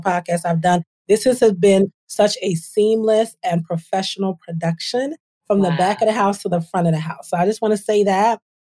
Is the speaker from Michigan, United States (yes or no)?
no; Trenton, New Jersey, United States; I grew up in Trenton, New Jersey. My parents are immigrants to the United States from Nigeria.